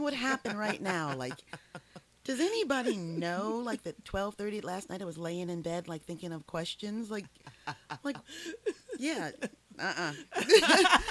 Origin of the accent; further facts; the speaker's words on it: Wilkinsburg, Pennsylvania, United States; I am from Pittsburgh. I grew up in Wilkinsburg. I've been in Pittsburgh all my life.